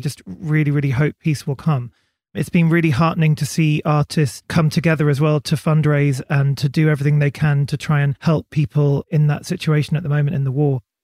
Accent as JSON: {"language": "English", "area": "Berkshire", "region": "South East England", "country": "United Kingdom", "tie": "born or raised there", "said": "I grew up in Berkshire by the river"}